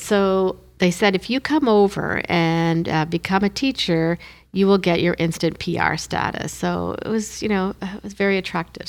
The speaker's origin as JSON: {"language": "English", "town": "Moncton", "region": "New Brunswick", "country": "Canada", "tie": "born or raised there", "first_language": "Hindi", "said": "So they decided to move to Moncton. So that's how we came to New Brunswick"}